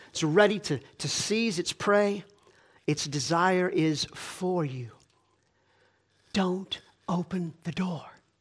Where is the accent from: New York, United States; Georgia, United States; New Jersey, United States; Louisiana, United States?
Georgia, United States; I grew up in Georgia.